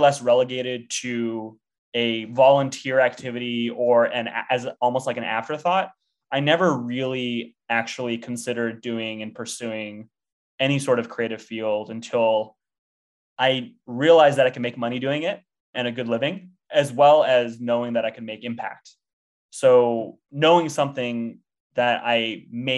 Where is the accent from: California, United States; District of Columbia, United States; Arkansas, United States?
California, United States; Temecula; I grew up in a town called Temecula, California